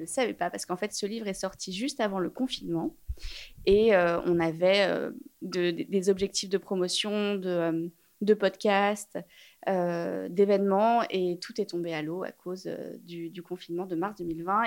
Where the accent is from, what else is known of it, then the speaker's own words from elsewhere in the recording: Paris, Île-de-France, France; J'ai grandi à Paris